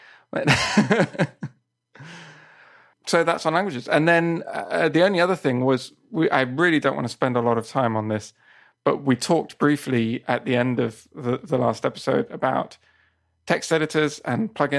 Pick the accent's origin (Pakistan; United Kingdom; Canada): United Kingdom; England; also born or lived in Spain; now in Japan; Whereas I was originally from England and moved to Japan.